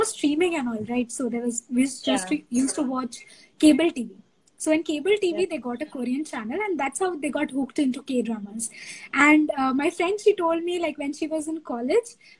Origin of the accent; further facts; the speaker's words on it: Kolkata, West Bengal, India; in Calcutta, in my hometown